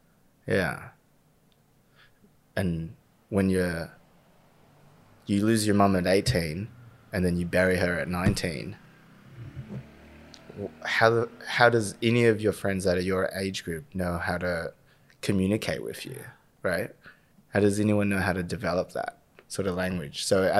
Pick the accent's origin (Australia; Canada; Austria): Australia; Victoria; No. I'm born and raised in the West Side.